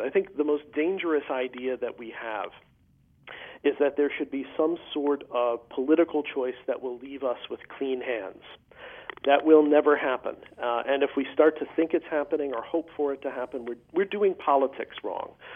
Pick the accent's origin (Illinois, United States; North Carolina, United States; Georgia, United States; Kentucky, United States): Illinois, United States; Chicago; I grew up in the Archdiocese of Chicago